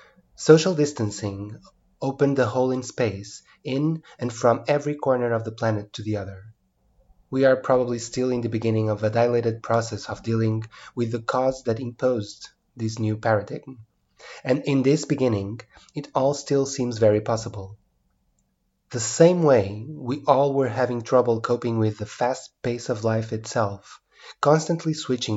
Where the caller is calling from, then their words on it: Porto, Norte, Portugal; and I'm speaking from Porto, Portugal.